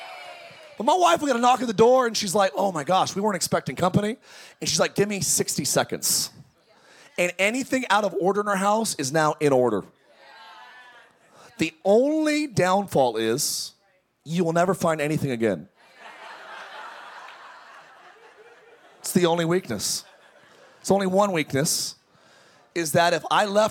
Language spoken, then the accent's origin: English; Antelope Valley, California, United States; I came from the Antelope Valley, the home of …